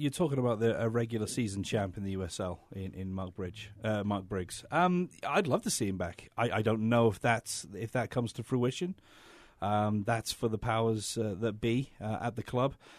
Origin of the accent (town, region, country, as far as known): England, United Kingdom; moved away